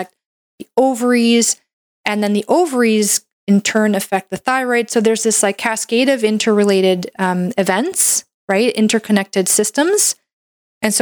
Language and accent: English; Canada; I'm a Canadian medical doctor